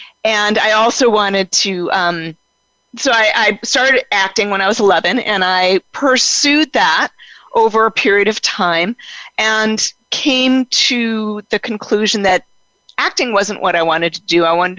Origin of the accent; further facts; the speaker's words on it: Denver, Colorado, United States; born there; I was born in Denver, Colorado.